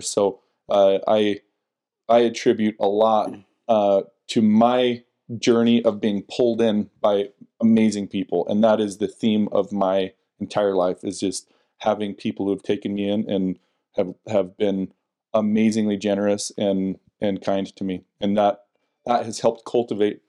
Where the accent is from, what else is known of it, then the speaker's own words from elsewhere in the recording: West Jordan, Utah, United States; also born or lived in West Valley City, Utah / Sandy, Utah / Murray, Utah / Draper, Utah; I grew up originally in West Jordan, West Valley, bounced around